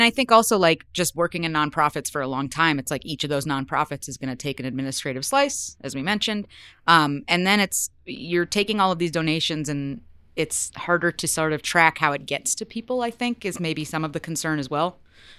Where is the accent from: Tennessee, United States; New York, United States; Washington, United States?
New York, United States; Western; I'm from Western New York, so I'm like an hour away from being Canadian.